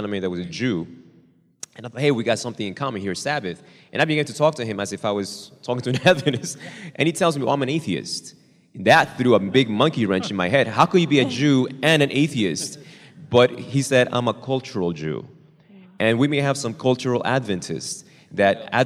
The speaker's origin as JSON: {"language": "English", "country": "Argentina", "tie": "born or raised there", "moved": "yes", "lives_now": "United States", "said": "I was born in Argentina. Now I'm a naturalized U.S. citizen"}